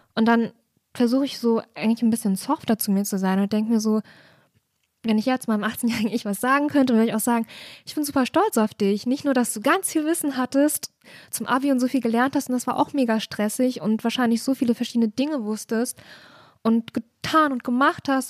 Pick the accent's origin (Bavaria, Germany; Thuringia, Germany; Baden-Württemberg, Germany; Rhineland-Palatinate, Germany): Thuringia, Germany; near Erfurt; moved away as an adult; also born or lived in Leipzig; ich habe ganz viel meiner Jugend in der Regionalbahn verbracht, Na. weil das ist auf jeden Fall das, was man dann halt so macht, am Wochenende nach Erfurt fahren oder auch mal nach Jena oder nach Weimar